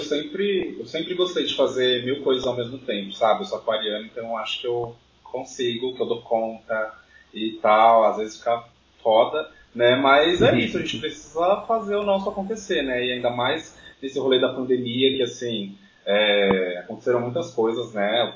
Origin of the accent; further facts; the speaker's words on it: Jandira, São Paulo, Brazil; sou de Jandira, Zona Oeste de São Paulo, extremo da Zona Oeste